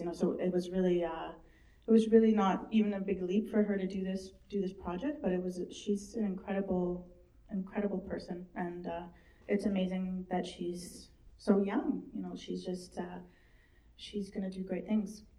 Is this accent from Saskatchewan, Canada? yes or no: no; Bella Bella, British Columbia, Canada; I was born in Bella Bella